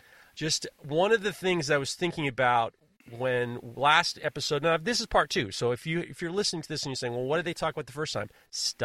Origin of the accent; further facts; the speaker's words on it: New York, United States; I'm from New York. We don't do that.